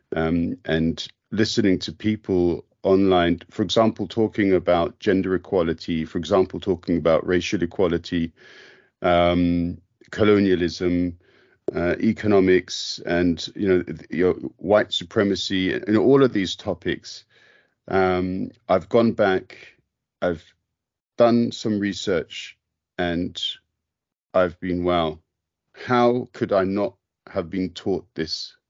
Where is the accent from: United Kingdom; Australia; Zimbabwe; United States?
United Kingdom; London; moved away as an adult; I was born in London, so Br-, British Armenian